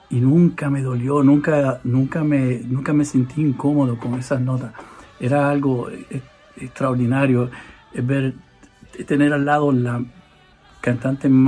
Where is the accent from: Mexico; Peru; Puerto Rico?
Puerto Rico; porque sabe que yo soy puertorriqueño y la salsa.